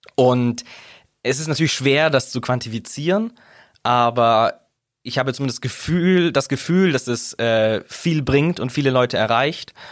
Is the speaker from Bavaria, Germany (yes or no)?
yes; Augsburg, Bavaria, Germany; ich bin gebürtiger Augsburger. Ich komme von hier, bin hier aufgewachsen, bin hier zur Schule gegangen